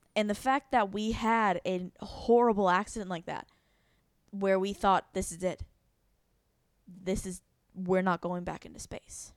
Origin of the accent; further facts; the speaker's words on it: Florida, United States; proud to be an American and even more proud to be a Floridian